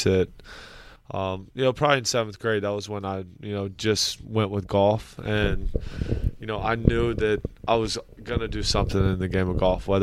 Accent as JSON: {"language": "English", "town": "Columbia", "region": "South Carolina", "country": "United States", "tie": "born or raised there", "moved": "as an adult", "lives_now": "South Florida, United States", "said": "I grew up in Columbia, South Carolina"}